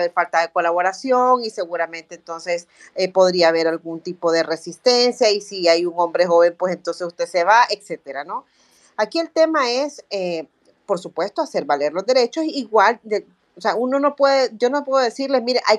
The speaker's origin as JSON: {"language": "Spanish", "country": "El Salvador", "said": "son cosas que nosotros debiéramos conocer como salvadoreños, como, como ciudadanos y ciudadanas de este país"}